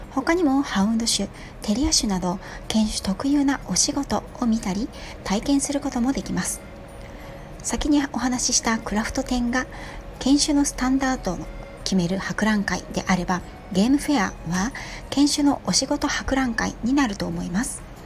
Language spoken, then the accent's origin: Japanese; Yokohama, Kanagawa, Japan; moved away; 5代目浜っ子の街中で育った私